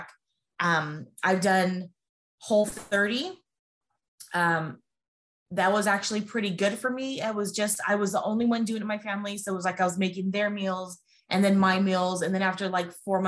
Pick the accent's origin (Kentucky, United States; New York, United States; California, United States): California, United States; now in Las Vegas, United States; I'm from California and I now live in Las Vegas